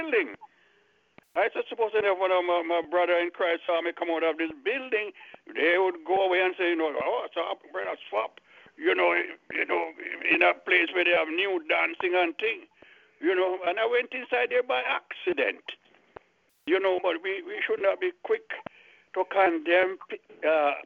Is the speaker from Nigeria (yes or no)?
no; Jamaica; moved away as an adult; also born or lived in Miami; I was just came from Jamaica and I was living in Miami.